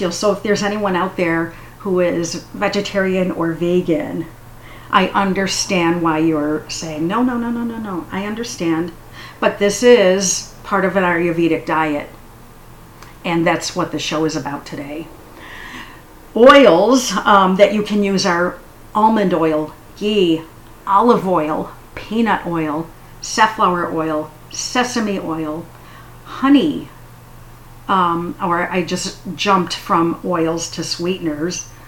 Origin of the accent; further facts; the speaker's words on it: United States; I love ice in a drink. I'm very American that way.